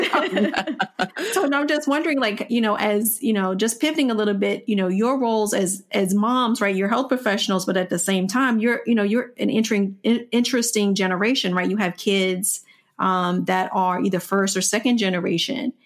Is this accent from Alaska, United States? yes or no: no; Washington, District of Columbia, United States; growing up in Washington, D C